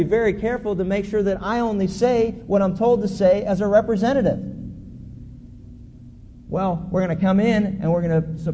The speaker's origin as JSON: {"language": "English", "region": "Pennsylvania", "country": "United States", "tie": "born or raised there", "said": "when I was a kid growing up in Pennsylvania"}